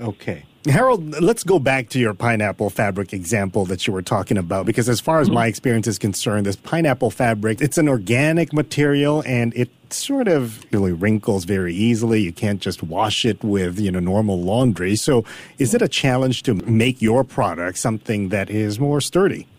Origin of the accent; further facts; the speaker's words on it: Philippines; now in Singapore; I am from the Philippines